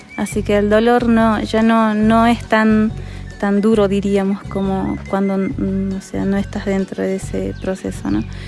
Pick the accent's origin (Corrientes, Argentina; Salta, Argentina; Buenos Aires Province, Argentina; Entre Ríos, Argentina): Salta, Argentina; Diaguita; no somos colla pero sí diaguitas